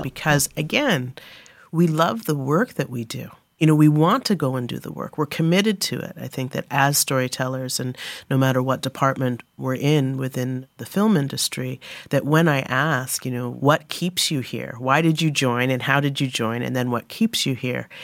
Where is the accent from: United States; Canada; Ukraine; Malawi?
Canada; I grew up as a Canadian black kid in my biological white British family